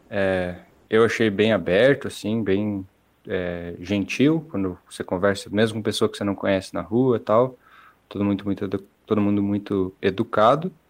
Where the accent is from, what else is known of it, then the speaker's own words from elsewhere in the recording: Curitiba, Paraná, Brazil; moved away as an adult; mas eu vim de Curitiba, então, de certa forma, não é tão complicado.